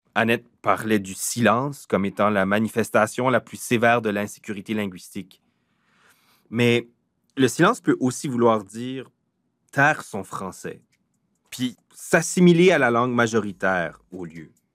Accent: south-east New Brunswick, Canada; On est des Acadiens du sud-est du Nouveau-Brunswick

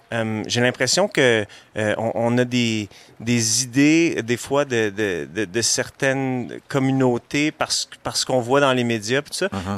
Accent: Montreal, Quebec, Canada; moved away as an adult; now in Laurentides, Canada; je, pense que je vais toujours être montréalais, peu importe où je, où je vis

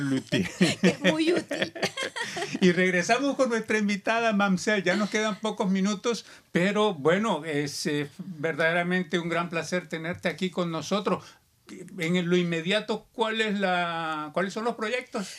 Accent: Barranquilla, Atlántico, Colombia; now in Canada; Yo soy de Barranquilla, Colombia.

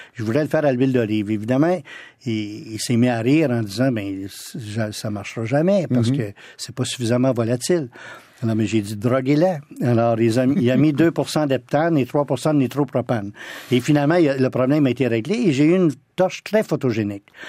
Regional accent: Ottawa, Ontario, Canada; also born or lived in France / London; j'ai passé beaucoup de temps dans la ville d'Ottawa, chez ma grand-mère, chez mes tantes, mes oncles, parce que toute ma famille vient de, ce sont tous des Franco-ontariens

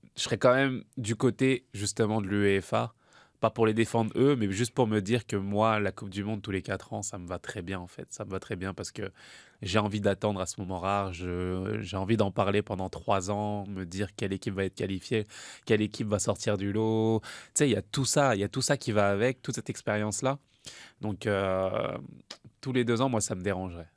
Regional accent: France; je suis français

